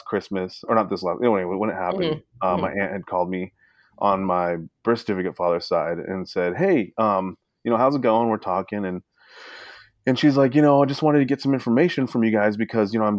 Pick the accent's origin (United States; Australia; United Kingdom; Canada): United States; Alaska; also born or lived in Sacramento, California; I grew up in Alaska